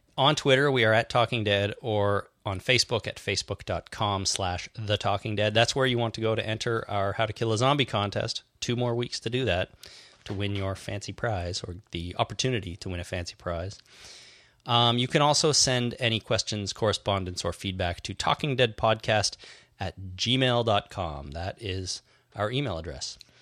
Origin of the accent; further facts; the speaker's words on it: Canada; being Canadian